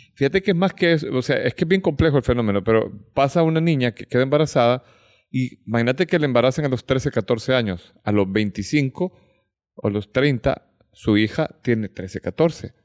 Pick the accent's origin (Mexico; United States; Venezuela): United States; yo crecí en Estados Unidos.